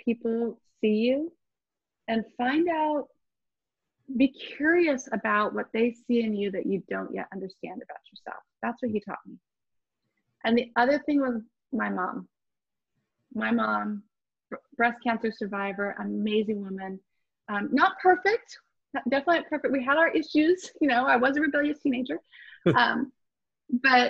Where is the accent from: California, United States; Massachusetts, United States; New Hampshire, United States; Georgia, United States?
California, United States; Orange County; Born and raised in Orange County, California.